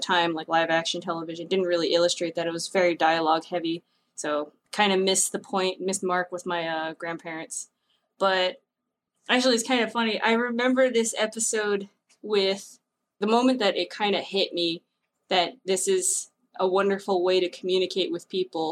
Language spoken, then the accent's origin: English; Peekskill, New York, United States; Where I am from, a place called Peekskill in New York, which is like about an hour north of New York City. And that's where I grew up from all elementary into high school.